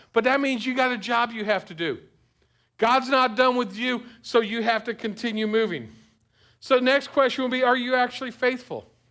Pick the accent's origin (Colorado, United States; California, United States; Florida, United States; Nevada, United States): Florida, United States; South; I grew up in South Florida